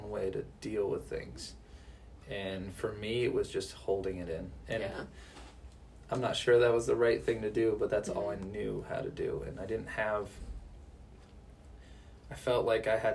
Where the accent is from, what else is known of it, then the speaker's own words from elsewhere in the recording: Hartland, Vermont, United States; I grew up in Heartland, Vermont, so not far away from here.